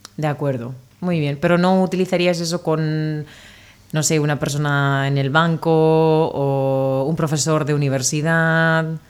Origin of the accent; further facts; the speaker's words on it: Spain; de España